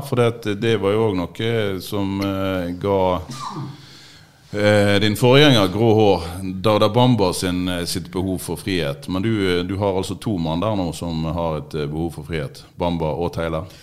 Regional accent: Trøndelag, Norway; på Stridelandet, der jeg kommer fra i Trøndelag

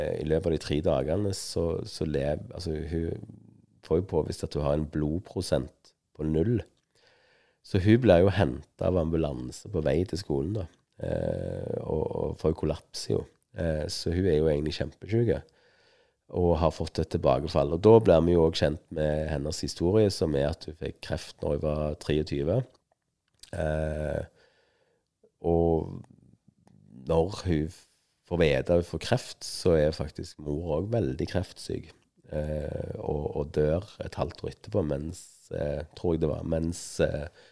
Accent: Stavanger, Rogaland, Norway; jeg kom fra Stavanger, og hun hadde stavangerdialekt.

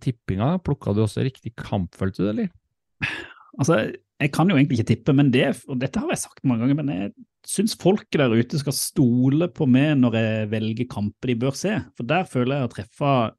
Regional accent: Sørlandet, Norway; moved away; jeg er jo sørlending

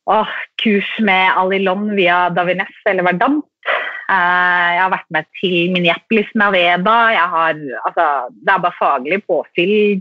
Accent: Drammen, Buskerud, Norway; also born or lived in Sarpsborg; jeg er fra Drammen

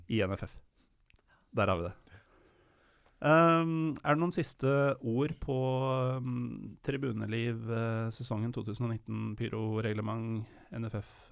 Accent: Drammen, Buskerud, Norway; Det er viktig med en sånn tynn L. Sånn er det når jeg er fra Drammen.

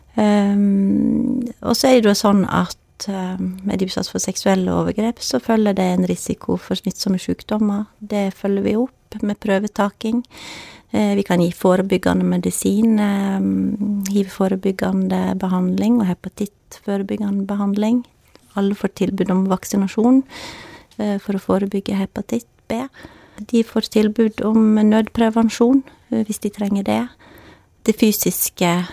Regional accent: Førde, Vestland, Norway; also born or lived in Bergen; født og oppvokst i Førde.

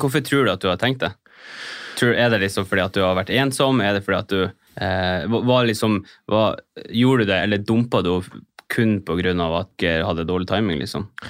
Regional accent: Bodø, Nordland, Norway; moved away; Bare vært hjemme i Bodø, vært sammen med femmen og dama.

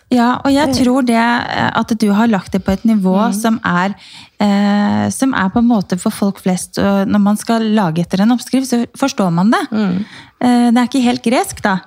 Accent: Romerike, Akershus, Norway; jeg er jo fra Romerike

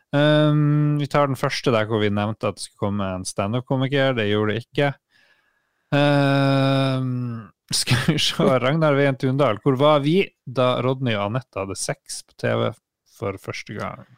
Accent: Harstad, Troms, Norway; moved away; jeg var hjemme i Harstad og jobba

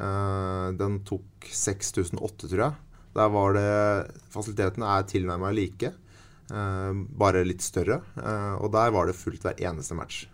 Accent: Sarpsborg, Østfold, Norway; moved away as an adult; also born or lived in Sweden / Switzerland / Russia / Germany; Jeg kan bo hjemme på Promper'n hos mamma og pappa

